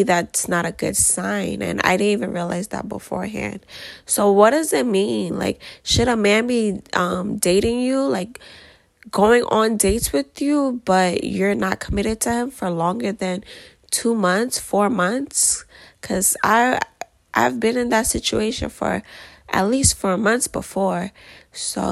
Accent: New York, United States; I am from America, as you can tell by the accent, specifically New York, if you can't tell by the accent.

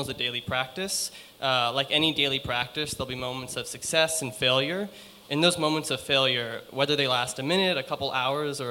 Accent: Las Vegas, Nevada, United States; also born or lived in Cincinnati, Ohio; now in New York, United States; I'm originally from Las Vegas, Nevada

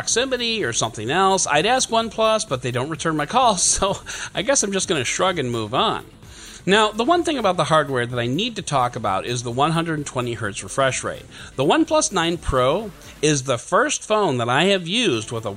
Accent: United States; I'm also an American

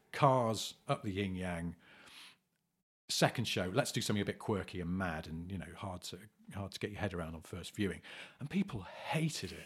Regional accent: England, United Kingdom; we're English men

